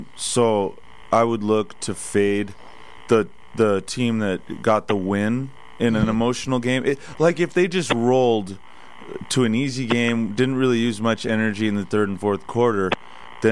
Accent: Seattle, Washington, United States; I grew up in Seattle

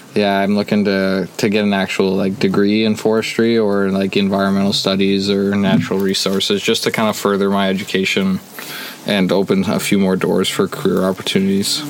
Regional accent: Jasper, Alberta, Canada; originally born and raised in Jasper

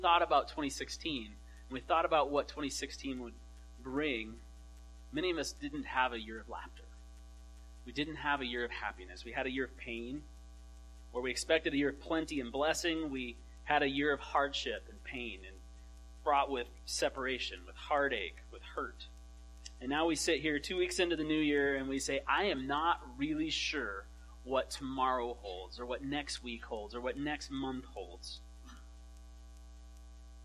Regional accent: Alaska, United States; I grew up in Alaska, and we were very close to Russia

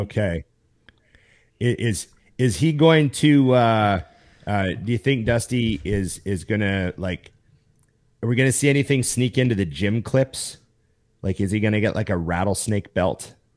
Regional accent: Canada; I'm a Canadian

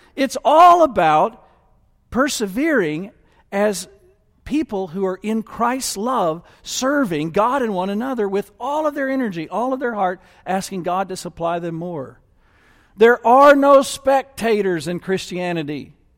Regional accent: United States; I'm including myself as an American

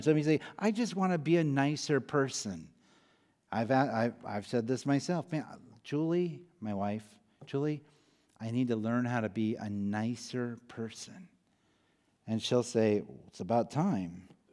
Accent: Iowa, United States; moved away; I grew up in Iowa

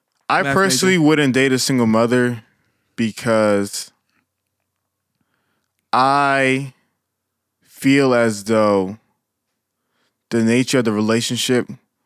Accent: Nigeria; I'm Nigerian

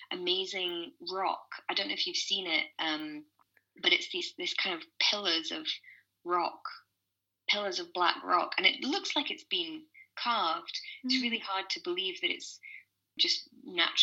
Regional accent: Scotland, United Kingdom; being a Scottish girl

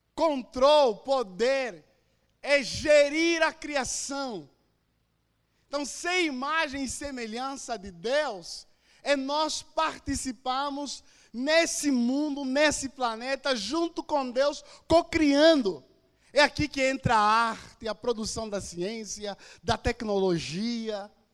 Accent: Angola; moved away as an adult; now in Brazil; sou de Angola, estou no Brasil há oito anos

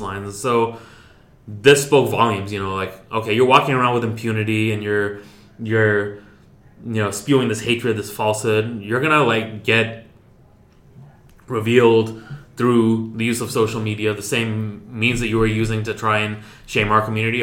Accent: United States; as American Muslims

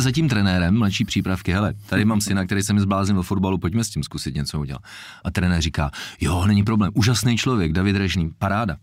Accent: Jablonec nad Nisou, Liberec Region, Czechia; já jsem se narodil v Jablonci

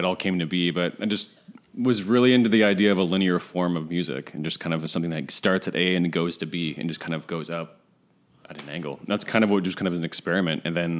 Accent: Washington, United States; moved away as an adult; also born or lived in Seattle; now in Brooklyn, United States; I grew up in Washington State with Tito, actually. Grew up in the same small town.

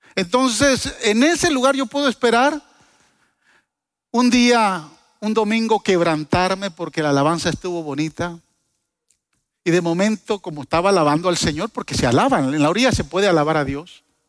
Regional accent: Guatemala; yo soy chapín

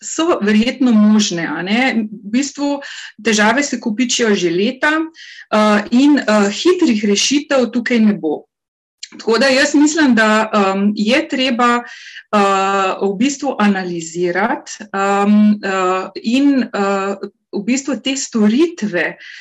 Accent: Carinthia, Slovenia; Jaz izhajam iz Koroške regije

